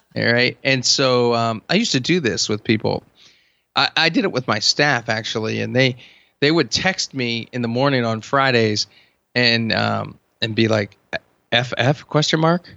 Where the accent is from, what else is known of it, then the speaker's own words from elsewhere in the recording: Hershey, Pennsylvania, United States; I'm from Hershey